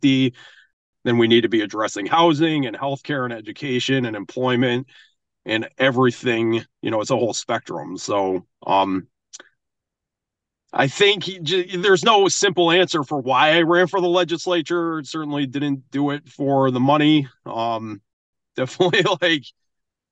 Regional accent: Maine, United States; I grew up in Maine

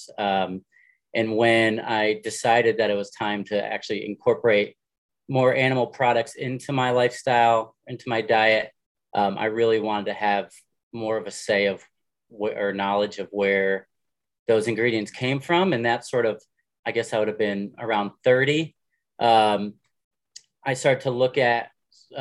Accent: Southern Connecticut, United States; moved away; I grew up in Southern Connecticut

